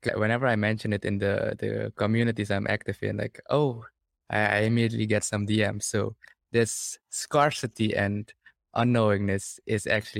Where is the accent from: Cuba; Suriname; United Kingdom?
Suriname